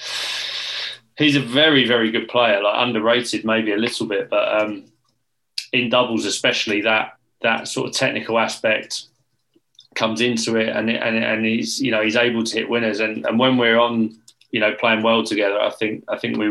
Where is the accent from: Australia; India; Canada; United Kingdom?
United Kingdom; England; we as English players